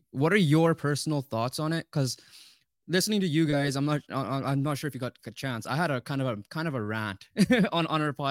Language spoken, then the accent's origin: English; Canada; as Canadian soccer fans, soccer fans in general, but Canadian as well we were we're excited